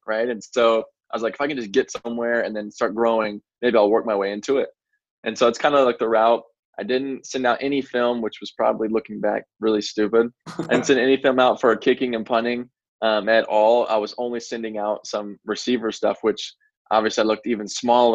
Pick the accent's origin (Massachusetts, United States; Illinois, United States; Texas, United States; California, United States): Texas, United States; McKinney; Yeah, so I grew up in the McKinney area. Anybody that's not familiar with McKinney, it's Dallas area, essentially.